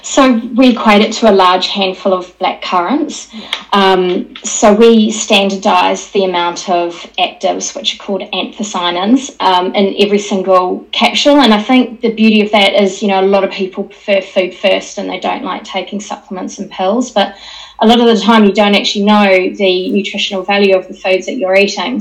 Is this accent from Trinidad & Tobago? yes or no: no; New Zealand; moved away as an adult; now in United Kingdom; I'm actually a Kiwi who's been working in the UK for about 26 years